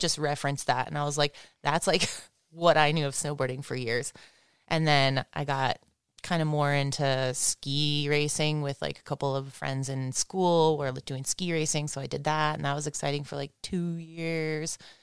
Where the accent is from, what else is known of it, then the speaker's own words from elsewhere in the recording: Big Bear, California, United States; also born or lived in Santa Barbara, California; I was born in Santa Barbara and we lived up in, like, the hippie hills in Santa Barbara and Tom Sims was a neighbor of ours up there. And I think my parents knew him from then, but then when we moved to Big Bear when I was, like, two